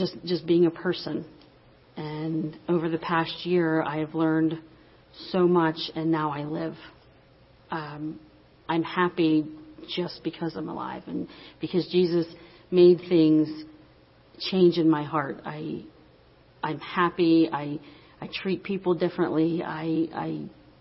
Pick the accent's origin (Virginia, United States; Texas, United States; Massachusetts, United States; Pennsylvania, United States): Pennsylvania, United States; Finleyville; I'm from Finleyville